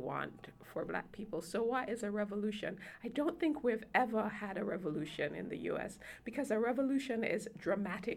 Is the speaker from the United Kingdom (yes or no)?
no; Jamaica; now in United States; Since coming to the U.S., because I'm an immigrant from Jamaica, I'm both a Jamaican citizen and a U.S. citizen